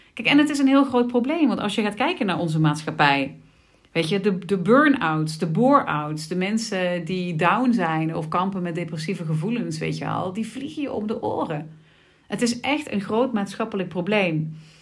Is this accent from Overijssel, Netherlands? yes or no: no; Sittard, Limburg, Netherlands; ik ben eh, geboren en getogen in Sittard